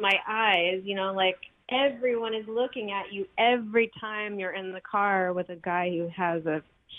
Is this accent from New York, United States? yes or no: no; Texas, United States; I mean, I'm a girl from Texas